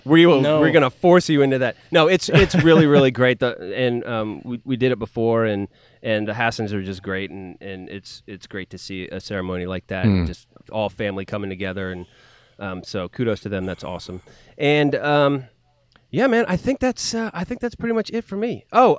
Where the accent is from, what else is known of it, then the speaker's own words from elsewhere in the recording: California, United States; I'm from California.